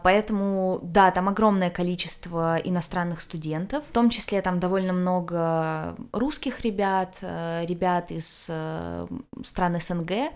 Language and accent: Russian; Russia; also born or lived in Granada, Spain; я из России